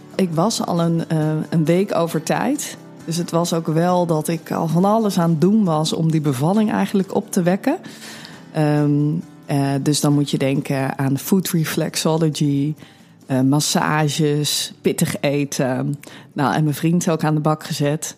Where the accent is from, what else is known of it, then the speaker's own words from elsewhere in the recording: Amsterdam, North Holland, Netherlands; 34 jaar oud, kom uit Amsterdam.